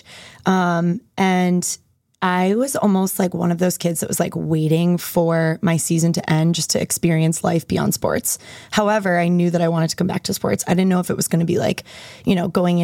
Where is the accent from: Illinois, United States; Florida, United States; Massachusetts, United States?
Massachusetts, United States; Andover; also born or lived in Denver; now in Boston, United States; I grew up in Andover, Mass